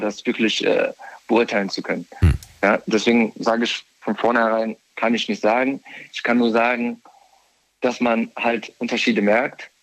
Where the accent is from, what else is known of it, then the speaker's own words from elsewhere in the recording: near Frankfurt, Hesse, Germany; ich komme aus der Umgebung von Frankfurt